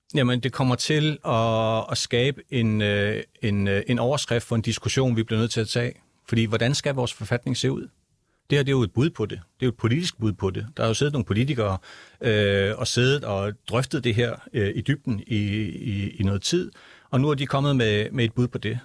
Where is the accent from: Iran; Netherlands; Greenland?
Greenland; jeg er født og opvokset i Grønland